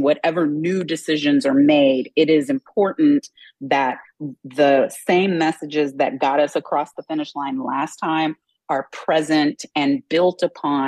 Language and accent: English; Texas, United States; I'm from Texas